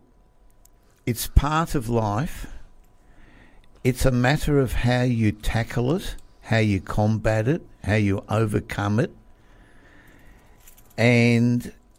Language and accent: English; Melbourne, Victoria, Australia; I was born in Melbourne. Born, bred, grew up, educated